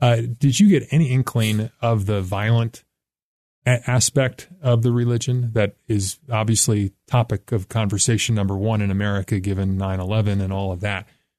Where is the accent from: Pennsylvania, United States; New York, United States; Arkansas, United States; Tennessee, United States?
New York, United States; I grew up in New York